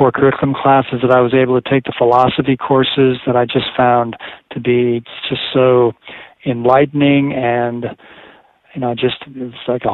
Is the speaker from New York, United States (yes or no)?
no; Colorado Springs, Colorado, United States; moved away as an adult; also born or lived in Fort Collins, Colorado / Dallas, Texas; I grew up in Colorado Springs, Colorado